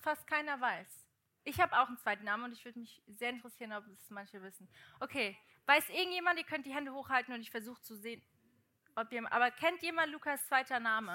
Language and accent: German; Portugal; moved away; ich bin ja in Portugal aufgewachsen